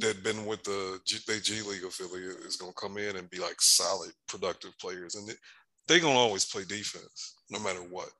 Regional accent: Michigan, United States; I was born in Michigan

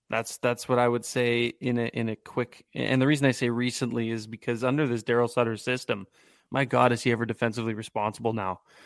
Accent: Guelph, Ontario, Canada; I grew up in Guelph, Ontario, not in the United States, contrary to popular belief.

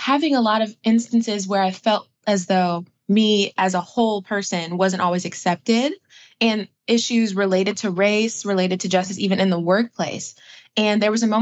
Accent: Atlanta, Georgia, United States; also born or lived in Brooklyn, New York; I'm from Atlanta, Georgia. I was originally from Brooklyn, New York, and moved to Georgia when I was very young.

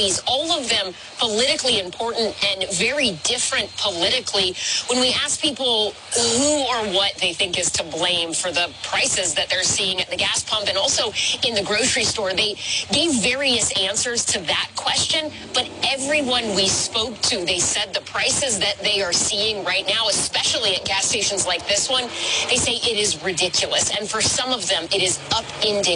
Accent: Atlanta, Georgia, United States; I am a Georgia girl. I grew up in Atlanta

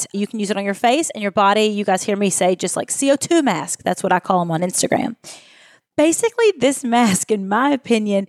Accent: Kentucky, United States; accent: Kentucky; where I grew up in Kentucky

